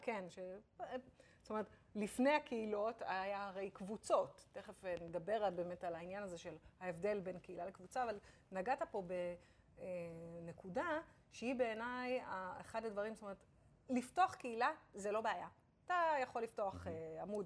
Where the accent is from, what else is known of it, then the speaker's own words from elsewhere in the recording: Israel; אנחנו ישראלים